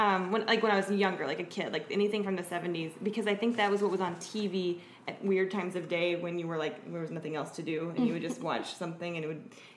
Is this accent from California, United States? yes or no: no; Arkansas, United States; moved away; also born or lived in Columbia, Missouri; I grew up in Arkansas